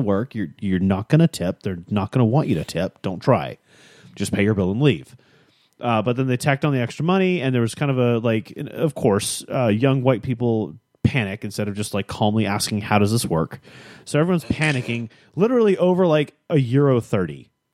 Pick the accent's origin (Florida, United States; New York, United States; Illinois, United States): Illinois, United States; Chicago; moved away; I grew up in Chicago